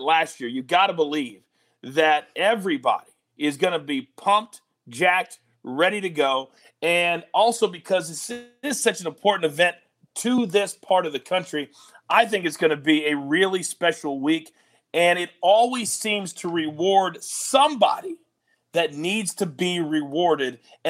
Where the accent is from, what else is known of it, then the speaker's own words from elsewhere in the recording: Kansas, United States; and I grew up in Kansas, you know, my whole family's, I spent every Christmas on my grandfather's huge farm.